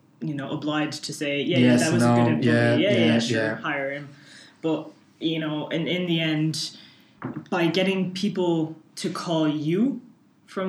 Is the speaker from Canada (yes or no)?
yes; Canada; now in Ireland; I'm from Canada